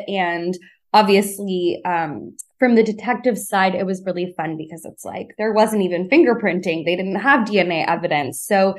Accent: Kentucky, United States; You know, I grew up in Kentucky, and I think there are weirdly a lot of similarities between a small town in Kentucky and the Regency era.

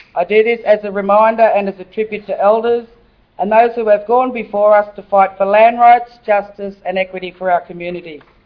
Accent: Sydney, New South Wales, Australia; I was born on Gadigal land and I've had the privilege to live, work, and raise my four children on this land for most of my life

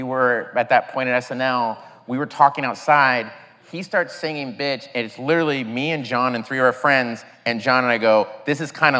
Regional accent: Tulsa, Oklahoma, United States; moved away; just being in Tulsa where there wasn't a lot.

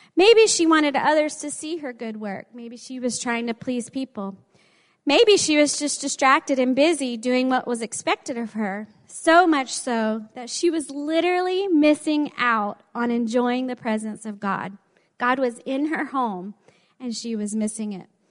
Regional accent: the South, United States; accent: southern; With my southern accent

